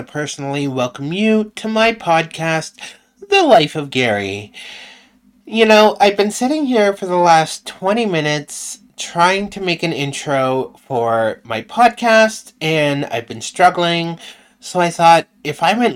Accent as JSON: {"language": "English", "country": "Canada", "said": "I'm from Canada too."}